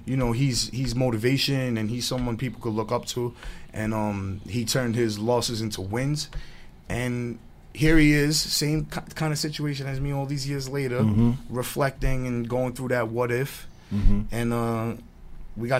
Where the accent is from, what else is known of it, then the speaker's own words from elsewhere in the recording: New York City, New York, United States; I grew up in Stapleton.